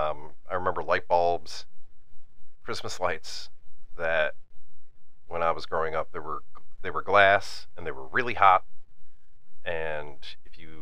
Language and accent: English; Northeast, United States; I'm from Northeast